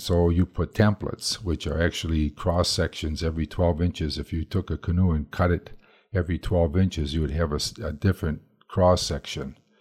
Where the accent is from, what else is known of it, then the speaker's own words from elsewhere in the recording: Madison, Wisconsin, United States; we're from Madison, Wisconsin